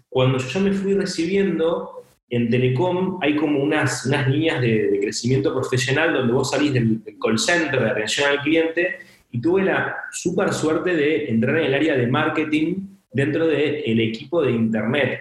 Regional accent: San Antonio de Padua, Buenos Aires Province, Argentina; soy de Argentina, soy de Buenos Aires, eh, de una ciudad eh, que se llama San Antonio de Padua

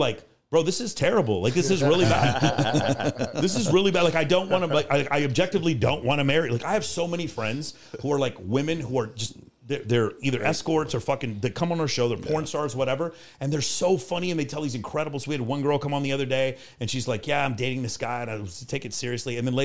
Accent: Texas, United States; So I'm from Texas

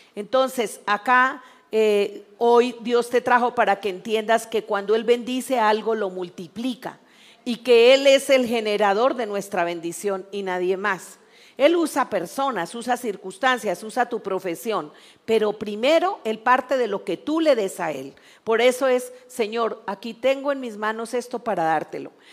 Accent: Mexico; Algo que tenemos que aprender como país mexicano

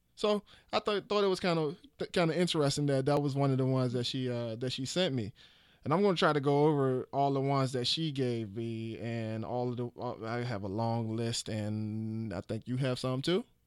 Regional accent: Petersburg, Virginia, United States; in fifth grade in Westview Elementary in Petersburg, Virginia

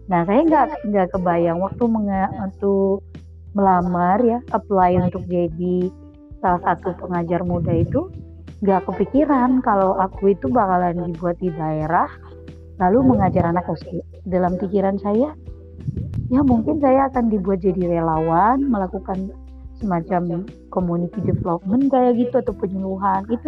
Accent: North Sumatra, Indonesia; Saya berasal dari Indonesia bagian

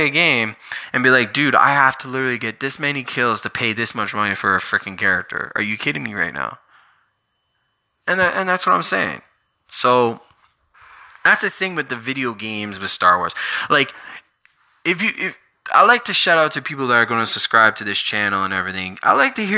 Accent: Canada; I'm from Canada.

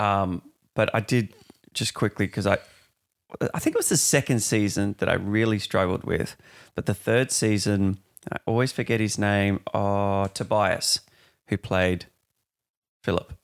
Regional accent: Perth, Western Australia, Australia; moved away as an adult; I'm from Perth originally. I've been here three, four years

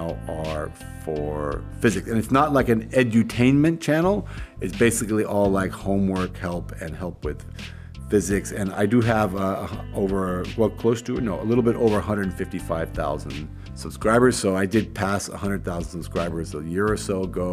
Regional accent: San Francisco, California, United States; moved away as an adult; also born or lived in Kenya / Bozeman, Montana; now in Berlin, Germany; I grew up in San Francisco, which was a great place to grow up

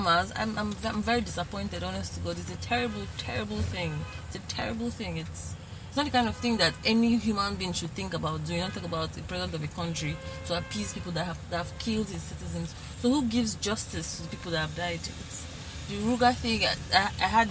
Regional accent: Nigeria; as a Nigerian

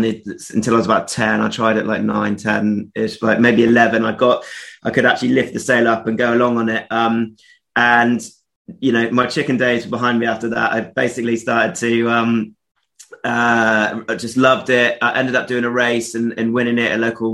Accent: Somerset, West Country, South West England, United Kingdom; I grew up in the West Country, little town in Somerset

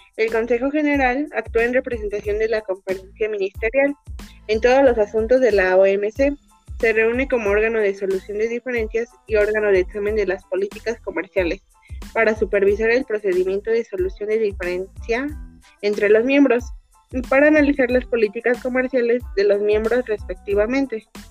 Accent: Mexico; nosotros como mexicanos

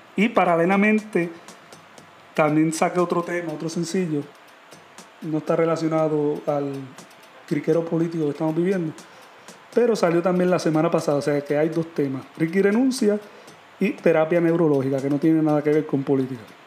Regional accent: Puerto Rico; nosotros como puertorriqueños

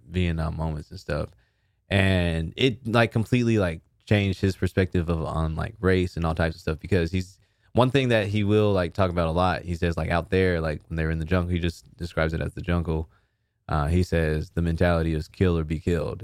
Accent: Sherman, Texas, United States; I'm from Sherman, Texas

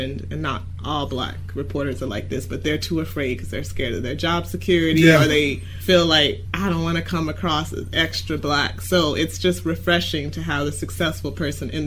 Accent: Miami, Florida, United States; moved away as an adult; also born or lived in Philadelphia / New York; I came back to Miami from New York, I went to school in Philly, then New York, and I came back, obviously, to join my family's company

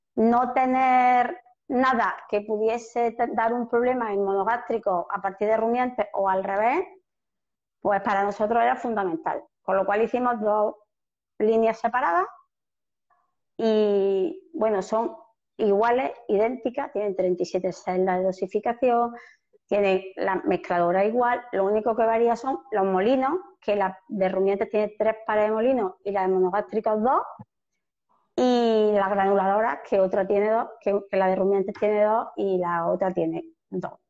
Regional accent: north of Córdoba province, Andalusia, Spain; estamos en el norte de la provincia de Córdoba, en el norte de Andalucía

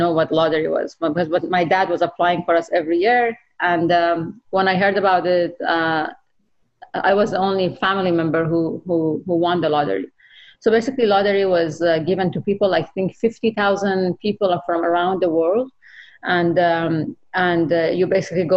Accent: Iran; moved away as an adult; now in United States; as a woman growing up in Iran

